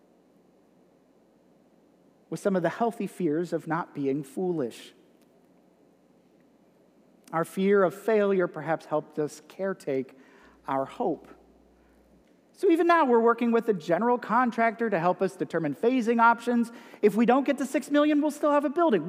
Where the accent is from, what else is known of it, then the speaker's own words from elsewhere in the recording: United States; accent: Yankee; moved away; my Yankee accent